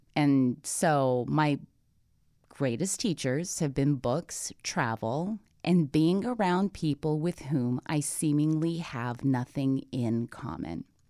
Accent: Toronto, Ontario, Canada; I'm Canadian born. I'm from Toronto. I understand concrete. I understand taxis. I understand subways. I mean, this is, you know, this is how I grew up

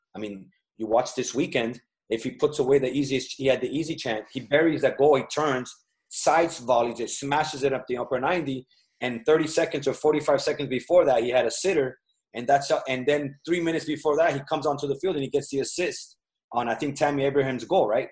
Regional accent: Miami, Florida, United States; also born or lived in Massachusetts / Cali, Colombia; I grew up in Miami, but I was born in Massachusetts

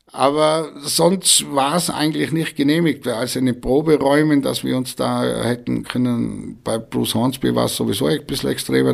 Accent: Breitenwang, Tyrol, Austria; accent: Reutener Dialekt; moved away as an adult; also born or lived in Reutte / Hamburg; Ein Breitenwanger, gebürtig in Breitenwanger

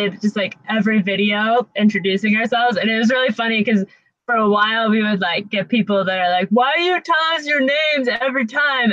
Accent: Athens, Ohio, United States; I'm from Ohio

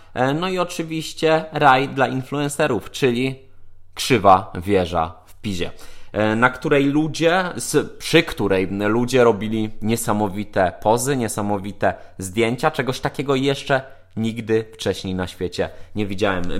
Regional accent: Lower Silesian Voivodeship, Poland; now in Warsaw, Poland; Ja jestem z Dolnego Śląska.

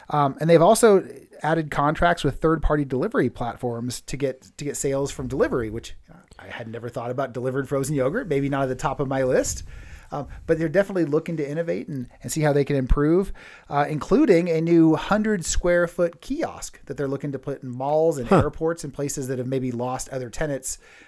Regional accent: California, United States; moved away; I grew up in California, and we had a TCBY in my hometown too.

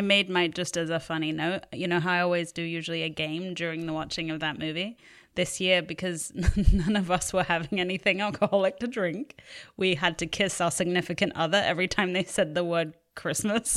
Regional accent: England, United Kingdom; now in Los Angeles, United States; we grew up in England

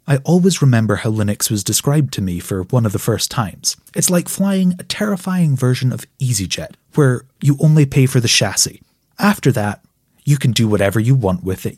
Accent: Scotland, United Kingdom; I'm Scottish

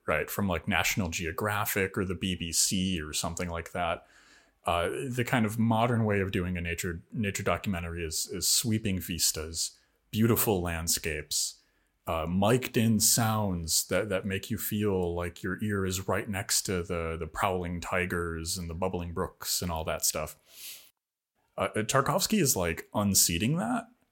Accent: Rust Belt, United States; everywhere I grew up in the Rust Belt

